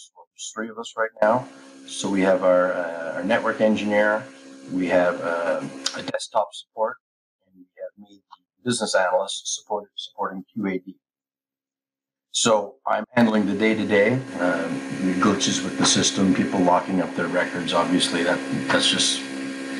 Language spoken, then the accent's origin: English; Canada; moved away as an adult; I'm Canadian.